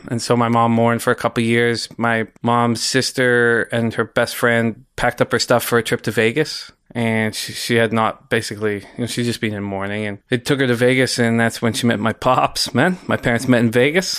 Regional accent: West Vancouver, British Columbia, Canada; I grew up in West Vancouver, graduated from West Van High

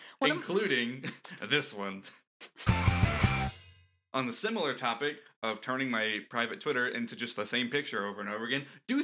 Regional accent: Florida, United States; moved away as an adult; I left Florida because for a lot of reasons. I moved for college, actually.

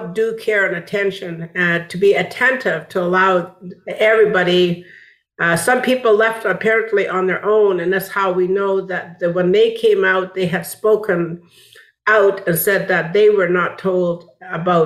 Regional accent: Wet'suwet'en Nation, British Columbia, Canada; now in Montreal, Canada; I'm from the Wet'suwet'en Nation, and I am from the Luxilio clan

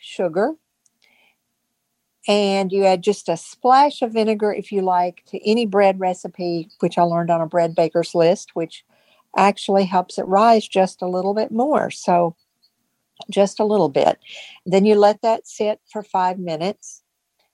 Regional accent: East Tennessee, United States; now in Virginia, United States; from a Lions Club in East Tennessee, where I grew up in Tennessee

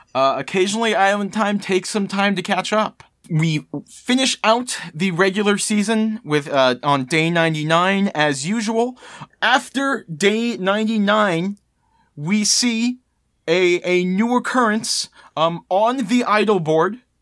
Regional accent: Maryland, United States; I was born and raised in Maryland, uh, I am, of course, a Baltimore crabs fan.

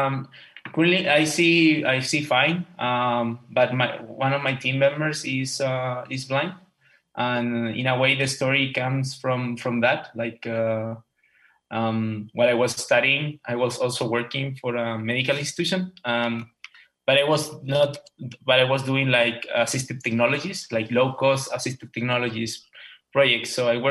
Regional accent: Chile; moved away as an adult; now in Tampa, United States; I'm 30 years old. I'm an electrical engineer. I'm actually from Chile.

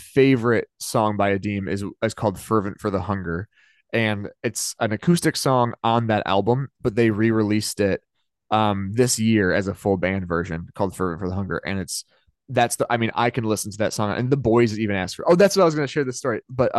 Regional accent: the South, United States; literally, you know, born and raised in the South where everything was very deep Republican, anti-LGBTQ, and very conservative politics

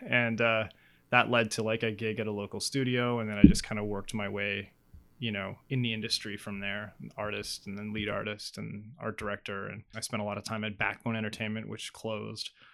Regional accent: Northwest Territories, Canada; my dad was actually a territorial court judge in the N W T growing up

